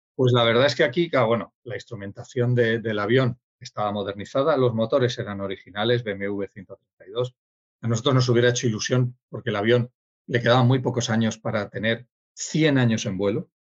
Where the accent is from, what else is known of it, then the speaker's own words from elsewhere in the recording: Sidi Ifni, Guelmim-Oued Noun, Morocco; moved away; nací en Sidifni y yo nací en Sidifni en 1961